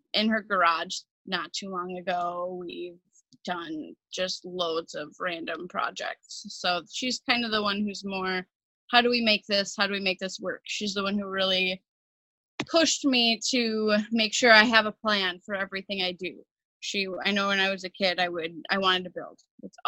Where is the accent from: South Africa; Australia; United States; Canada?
United States; Cottage Grove, Minnesota; I grew up here in Minnesota, not far from St. Paul, in a suburb called Cottage Grove